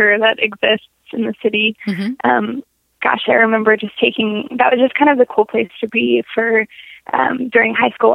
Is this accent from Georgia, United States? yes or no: no; Fairview, Oregon, United States; also born or lived in Lakeland, Florida; now in Portland, United States; I was born in Fairview, Oregon, where I was raised